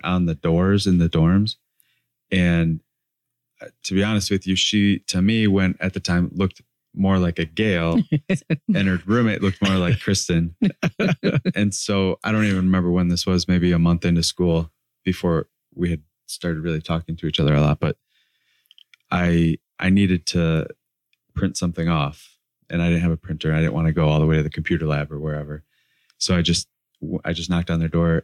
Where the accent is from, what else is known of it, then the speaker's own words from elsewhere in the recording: Kalamazoo, Michigan, United States; I grew up in West Michigan in a pretty conservative Christian household